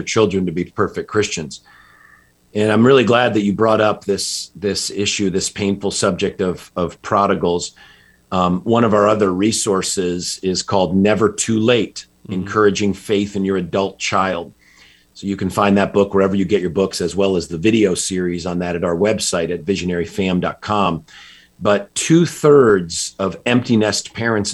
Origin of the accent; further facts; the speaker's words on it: just outside Hartford, Connecticut, United States; I grew up in Connecticut, just outside Hartford.